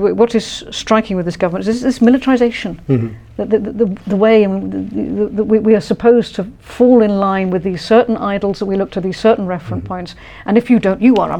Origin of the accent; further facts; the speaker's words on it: London, United Kingdom; now in Wales, United Kingdom; I am from London originally, you see. I am from an English background